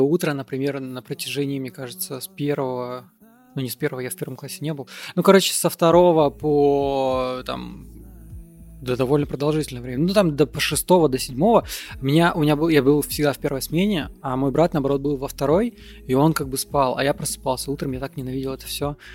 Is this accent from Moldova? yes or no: yes; Moldova; я родился не в России, я родился в Молдове